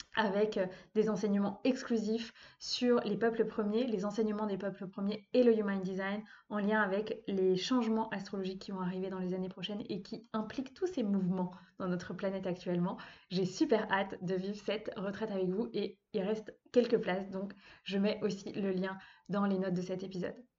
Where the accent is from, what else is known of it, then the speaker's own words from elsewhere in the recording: Brittany, France; moved away as an adult; now in Vannes, France; je vis actuellement à Vannes, donc en Bretagne, pas loin de là où j'ai grandi